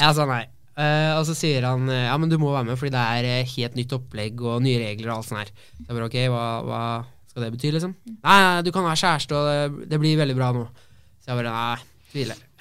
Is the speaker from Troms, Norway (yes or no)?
no; Oslo, Norway; also born or lived in Mysen, Indre Østfold; now in Fredrikstad, Norway; jeg er oppvokst på Ammerud